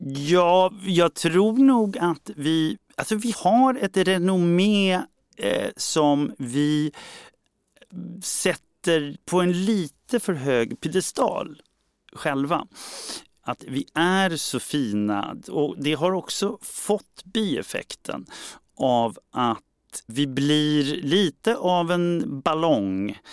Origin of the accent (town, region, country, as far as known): Sweden